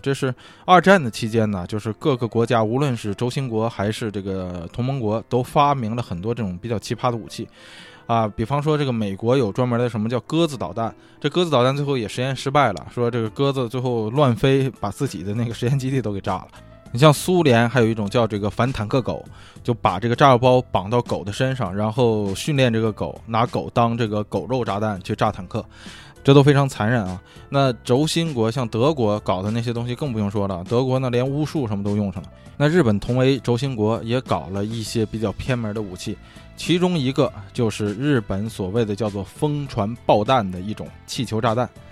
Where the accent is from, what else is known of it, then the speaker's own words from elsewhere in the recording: China; now in Los Angeles, United States; 一听我是中国人嘛